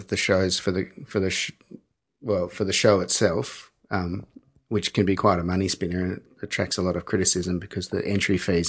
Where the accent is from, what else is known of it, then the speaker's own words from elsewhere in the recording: Mornington Peninsula, Victoria, Australia; We didn't know each other, but we grew up in Mornington Peninsula.